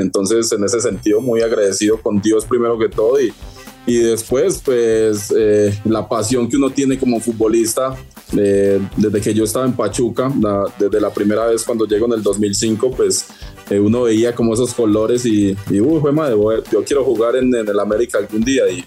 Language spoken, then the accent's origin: Spanish; Colombia; yo soy de Colombia